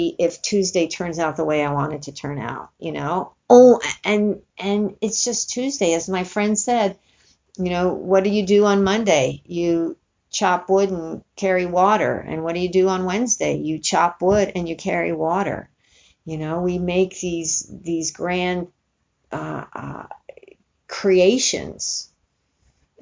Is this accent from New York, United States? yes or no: yes; New York City, New York, United States; now in California, United States; growing up in New York City